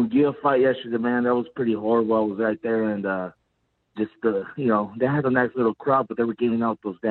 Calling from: Pomona, California, United States; calling from Pomona, California.

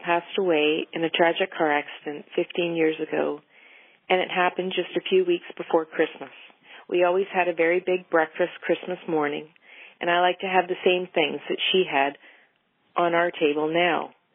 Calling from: Ontario, Canada; I'm calling from Ontario, Canada.

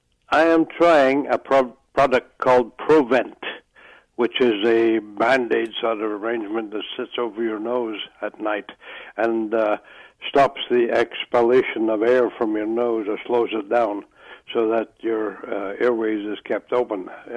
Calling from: Victoria, Australia; Yes, I'm calling from Victoria.

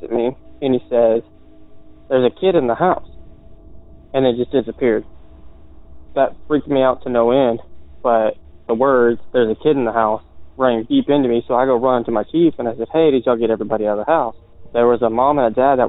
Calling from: Virginia, United States; I'm calling from Virginia

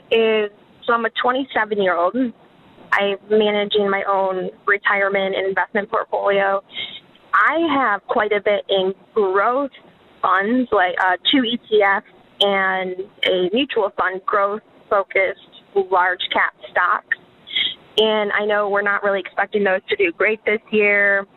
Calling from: Florida, United States; I'm calling from Florida

